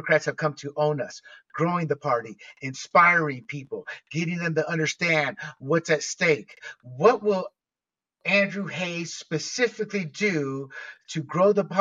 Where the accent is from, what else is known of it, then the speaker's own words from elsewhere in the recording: Panama; now in California, United States; Being born and raised in Panama